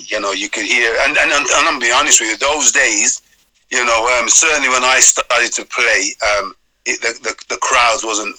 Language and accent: English; Wolverhampton, West Midlands, United Kingdom; I was born and bred in Whitmore Reans.